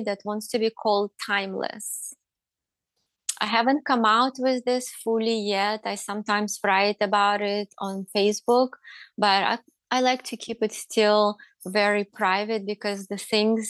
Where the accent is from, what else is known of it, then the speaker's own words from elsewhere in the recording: Russia; now in United States; I grew up in Russia.